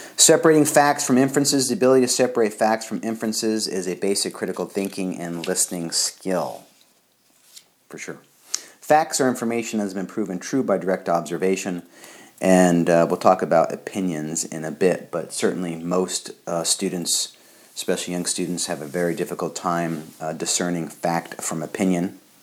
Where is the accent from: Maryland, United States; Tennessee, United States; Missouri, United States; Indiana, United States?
Missouri, United States; I'm from Missouri, the show me state